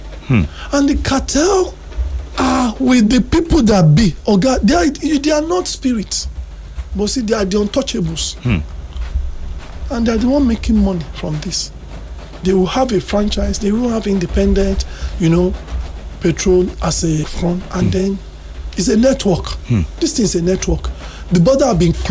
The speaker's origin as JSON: {"language": "English", "country": "Nigeria", "said": "we are Nigerian"}